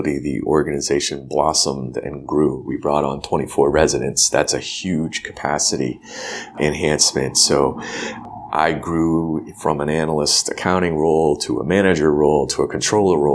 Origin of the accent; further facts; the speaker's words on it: New Hampshire, United States; I'm from New Hampshire